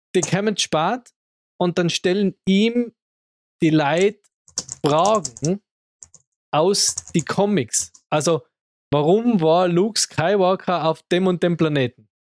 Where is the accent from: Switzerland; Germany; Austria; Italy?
Austria; Innsbruck, Tyrol; bei uns in Innsbruck